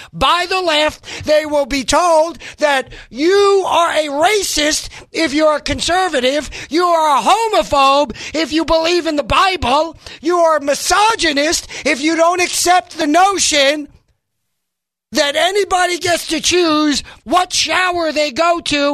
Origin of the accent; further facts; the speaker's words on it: New York, United States; moved away; I grew up in a modest home. We didn't have so many trailers. I come from New York originally, as you know. We didn't have so many trailers. But I grew up there